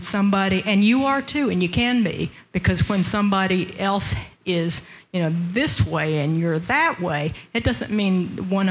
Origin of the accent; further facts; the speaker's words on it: Arkansas, United States; also born or lived in Oklahoma; I grew up in Arkansas